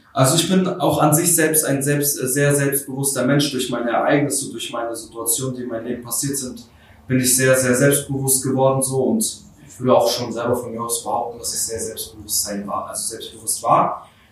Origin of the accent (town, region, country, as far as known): Schwerin, Mecklenburg-Vorpommern, Germany; born or raised there; also born or lived in Kharkiv, Ukraine